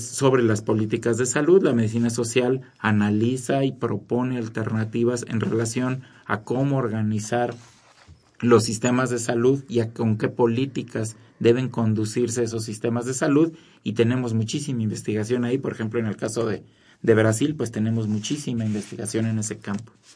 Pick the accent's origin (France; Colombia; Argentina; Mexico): Mexico